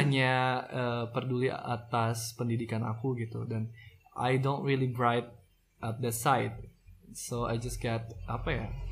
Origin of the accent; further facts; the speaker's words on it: Bandung, West Java, Indonesia; aku dari kota Bandung